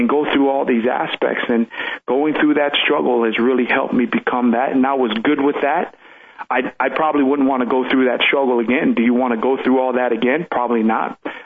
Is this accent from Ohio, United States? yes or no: no; Pomona, California, United States; English is a second language; also born or lived in Tonga; the hood where I grew up in Pomona